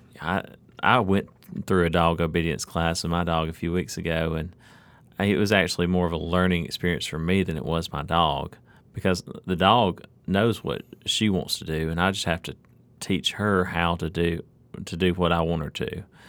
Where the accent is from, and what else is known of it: Alabama, United States; born or raised there; now in Mississippi, United States